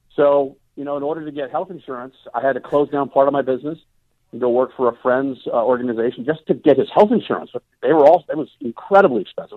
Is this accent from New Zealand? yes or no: no; Cicero, Illinois, United States; growing up in Cicero, literally fighting every day of my life